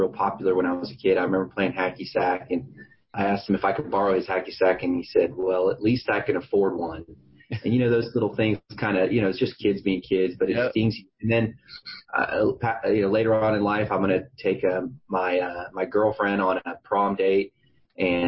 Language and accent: English; San Antonio, Texas, United States; I'm from San Antonio, Texas